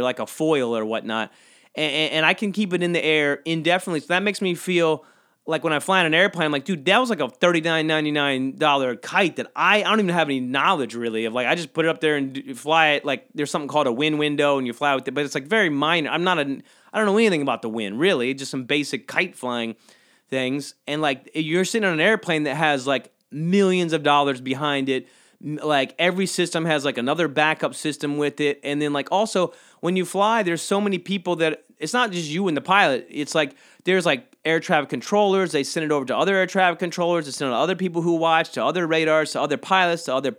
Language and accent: English; Georgia, United States; But I think I hated it growing up because I grew up in South Georgia.